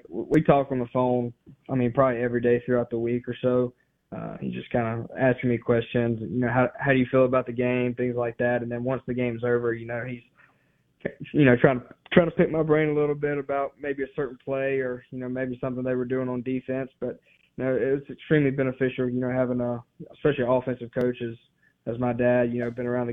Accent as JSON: {"language": "English", "region": "Mississippi", "country": "United States", "tie": "born or raised there", "said": "wanting to play for my home state, wanting to play for Mississippi State"}